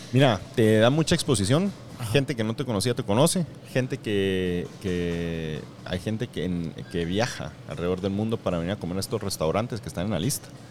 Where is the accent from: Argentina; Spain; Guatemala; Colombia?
Guatemala; Escuintla; now in Guatemala City, Guatemala; soy de Escuintla